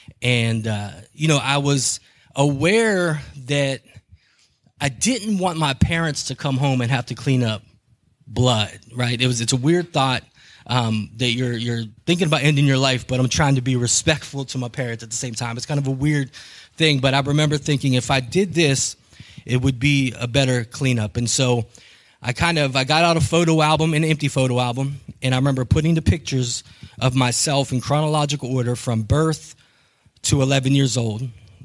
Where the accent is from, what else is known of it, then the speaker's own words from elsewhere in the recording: Steubenville, Ohio, United States; born there; also born or lived in Kentucky / Honolulu / Killeen; I was born in Steubenville, but I lived in Mingo. And at 2 years old, we moved out of the area